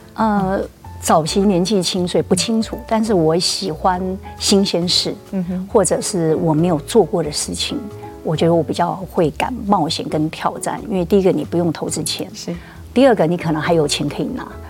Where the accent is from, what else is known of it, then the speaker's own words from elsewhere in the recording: Taiwan; 我就在眷村边边长大的小孩